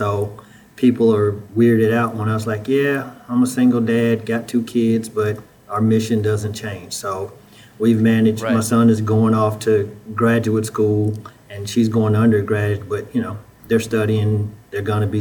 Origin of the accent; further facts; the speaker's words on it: Huntsville, Alabama, United States; moved away as an adult; also born or lived in Memphis, Tennessee; I'm originally from Huntsville, Alabama. I was born and raised there